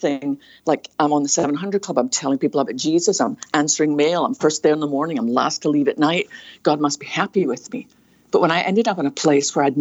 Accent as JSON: {"language": "English", "region": "Scotland", "country": "United Kingdom", "tie": "born or raised there", "moved": "yes", "lives_now": "United States", "said": "probably can tell by my accent, I was born in a little fishing town on the west coast of Scotland"}